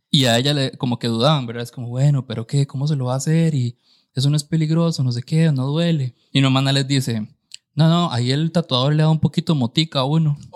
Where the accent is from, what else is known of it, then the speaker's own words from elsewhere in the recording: San Carlos, Alajuela, Costa Rica; yo también, bueno, que, me, que me vine de San Carlos para acá.